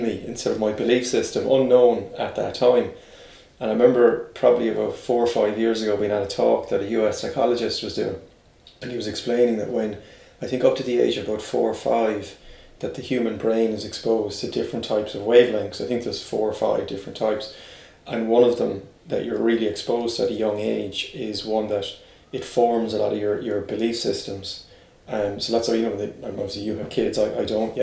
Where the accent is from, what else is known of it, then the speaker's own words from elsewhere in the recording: Limerick, Munster, Ireland; I was from Limerick, brought up there.